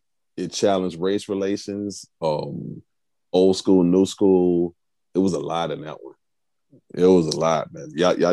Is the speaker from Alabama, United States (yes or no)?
yes; Alabama, United States; I'm from Alabama.